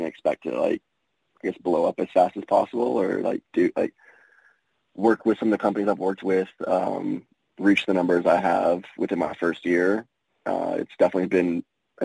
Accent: South Texas, United States; I'm born and raised in Texas, grew up around Hispanics all my life

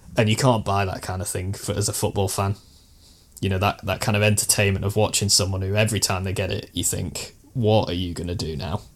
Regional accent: Stoke-on-Trent, West Midlands, United Kingdom; born or raised there

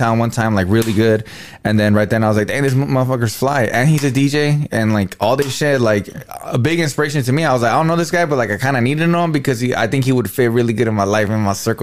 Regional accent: Norwalk, California, United States; I'm from Norwalk.

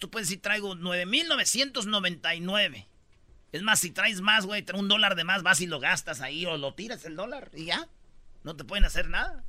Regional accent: Michoacán, Mexico; yo soy de Michoacán

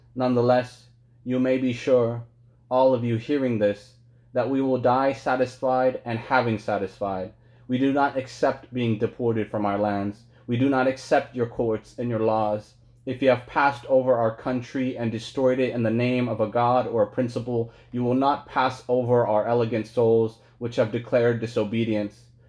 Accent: West Sacramento, California, United States; also born or lived in Logar, Afghanistan / Kabul, Afghanistan; the Afghans that I knew and loved growing up in, in Logad and Kabul and then, and then here as well in West Sacramento

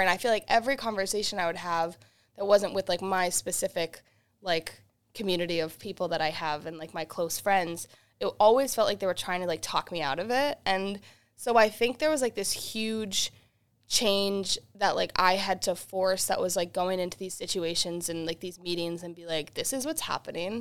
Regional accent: Worcester, Massachusetts, United States; also born or lived in Boston; I got to play in my hometown of Worcester, Massachusetts

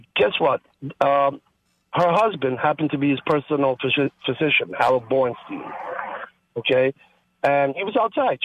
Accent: Italy; now in New York, United States; I was born in Italy

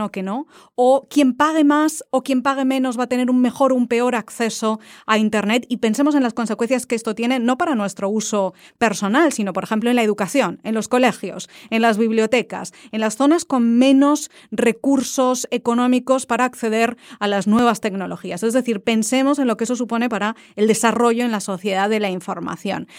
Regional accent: Valencia, Valencian Community, Spain; now in Washington, United States; Yo soy de Valencia

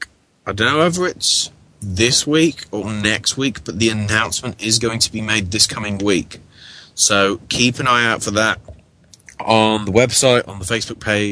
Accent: England, United Kingdom; me being English

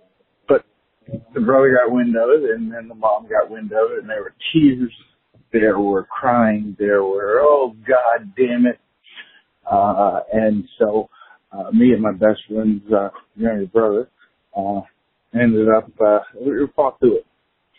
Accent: Virginia, United States; We're from Virginia. Coastal Virginia, home of the Vicks and Aaron Brookses and great football talent.

